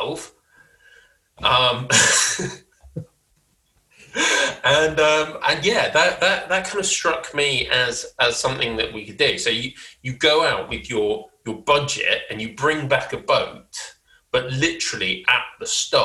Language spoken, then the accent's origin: English; England, United Kingdom; I'm English